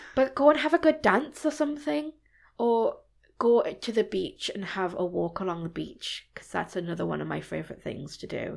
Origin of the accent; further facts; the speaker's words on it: Newcastle upon Tyne, North East England, United Kingdom; also born or lived in Germany; I was born in Germany, Wow. And I travelled around before I settled back in Newcastle, where my parents are from. So I moved here since I was about four or five.